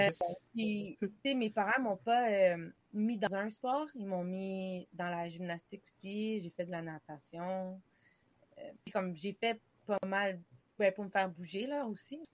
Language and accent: French; Canada; je suis canadienne